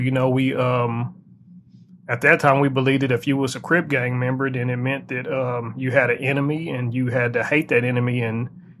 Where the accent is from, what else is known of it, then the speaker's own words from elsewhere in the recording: Arkansas, United States; also born or lived in Long Beach, California / Compton, California; I was born in Long Beach, California, and before we came to Arkansas, I was about 5 years old. We lived in Compton, California, and this was in the early 80s